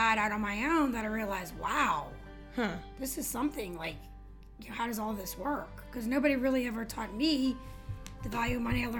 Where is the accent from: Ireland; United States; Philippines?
United States; Louisiana; I'm from Louisiana. I have 5 kids. I've been married for 29 years.